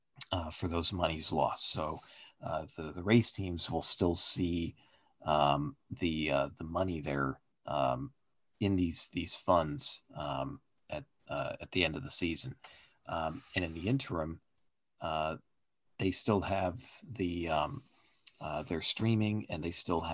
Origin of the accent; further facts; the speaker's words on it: near Stafford Springs, Connecticut, United States; a track not too far away from my hometown, the legendary Stafford Motor Speedway in Connecticut